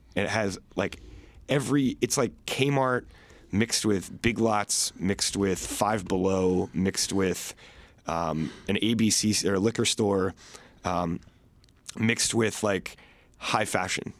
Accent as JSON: {"language": "English", "region": "Virginia", "country": "United States", "tie": "born or raised there", "said": "I'm from Virginia, so, so I grew up going into restaurants"}